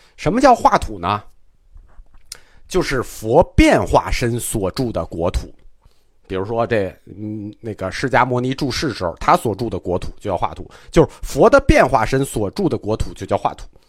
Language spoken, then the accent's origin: Chinese; China; 我们中国人